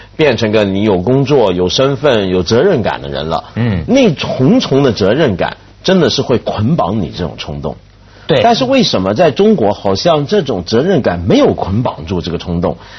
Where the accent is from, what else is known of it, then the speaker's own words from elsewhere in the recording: Taiwan; moved away; 我小时候台湾大